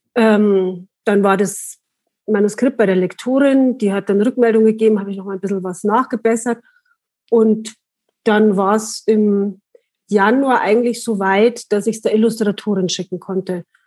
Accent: Langenpreising, Bavaria, Germany; also born or lived in Munich / Milan; now in Wartenberg, Germany; ich komme eigentlich aus Langenpreising. Also da bin ich aufgewachsen

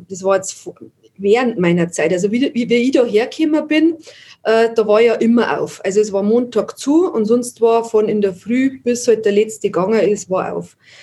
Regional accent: Landshut, Bavaria, Germany; moved away as an adult; also born or lived in Ast; now in Wartenberg, Germany; bin in Landshut aufgewachsen. Wir haben dann nach Ast gezogen, das ist zwischen Landshut und Moosburg.

